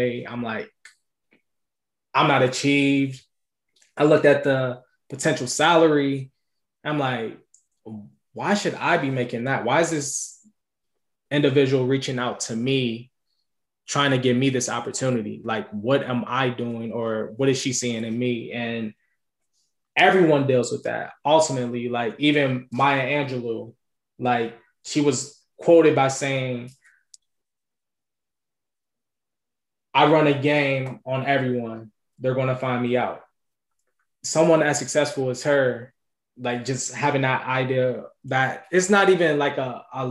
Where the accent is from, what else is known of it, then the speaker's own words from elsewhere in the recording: Cincinnati, Ohio, United States; I'm from Cincinnati